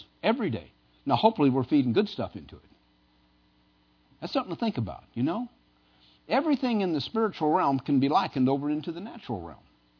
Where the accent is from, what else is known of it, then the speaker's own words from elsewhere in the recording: Midwest, United States; now in Pennsylvania, United States; Now, Pennsylvania is a little different. I came from the Midwest. Cold doesn't stop anything.